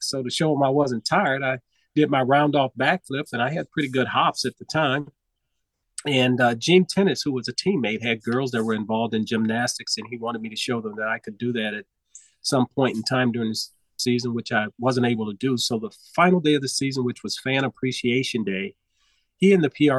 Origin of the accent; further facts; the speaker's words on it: Los Angeles, California, United States; I grew up in South Central Los Angeles